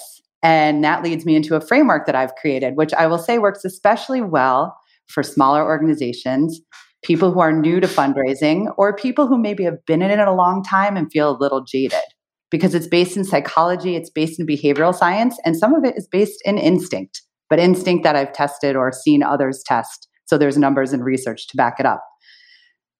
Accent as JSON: {"language": "English", "country": "United States", "also_born_or_lived": "United Kingdom"}